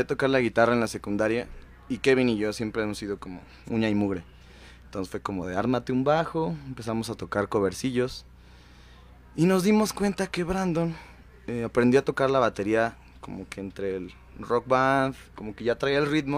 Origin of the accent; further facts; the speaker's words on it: Mexico City, Mexico; Nosotros somos The Freud, de Iztapalapa para el mundo